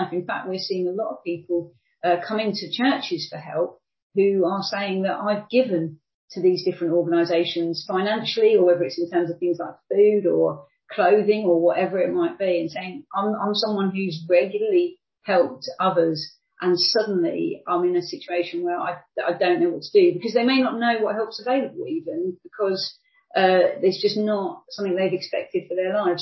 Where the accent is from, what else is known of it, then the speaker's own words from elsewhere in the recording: United Kingdom; I grew up in relative poverty in the UK myself